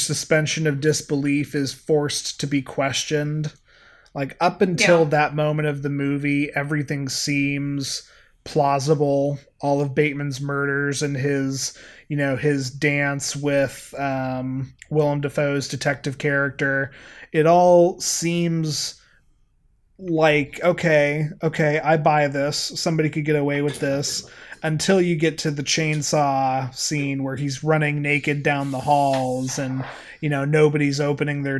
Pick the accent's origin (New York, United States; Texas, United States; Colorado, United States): Colorado, United States; I grew up in Colorado